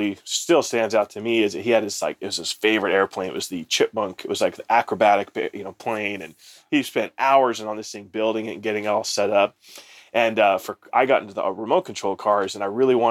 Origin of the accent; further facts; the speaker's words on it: Palmdale, California, United States; also born or lived in Germany; grow up out in Palmdale, California, so up in the high desert in Southern California